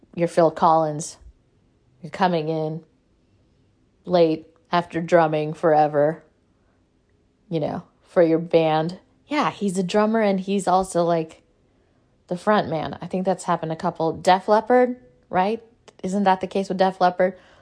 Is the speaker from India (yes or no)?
yes; South India, India; accent: South Indian; I'm Indian. I know how to roll my Rs